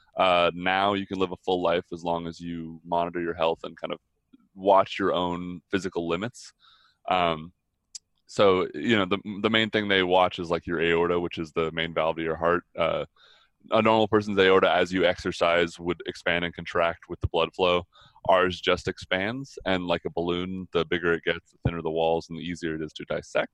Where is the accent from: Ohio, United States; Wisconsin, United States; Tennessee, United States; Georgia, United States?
Georgia, United States; Atlanta; I grew up in the entertainment industry in Atlanta